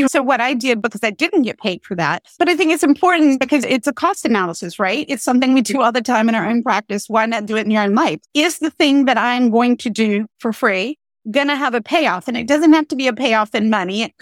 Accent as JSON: {"language": "English", "region": "Pennsylvania", "country": "United States", "tie": "born or raised there", "said": "And then Pennsylvania, my home state, took a very different approach."}